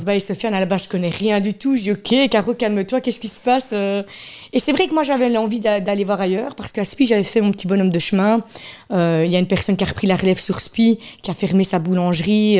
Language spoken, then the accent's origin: French; Charleroi, Wallonia, Belgium; also born or lived in Namur; Toute ma jeunesse, c'était rue de la Montagne, Ville 2.